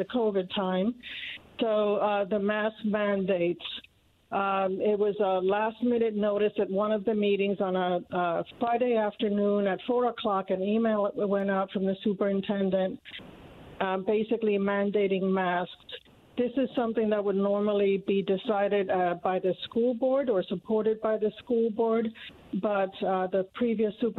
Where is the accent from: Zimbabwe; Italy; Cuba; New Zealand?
Cuba; also born or lived in Indiana; now in Noblesville, United States; my parents emigrated from Cuba. I was born in Cuba, and they brought my brother and I here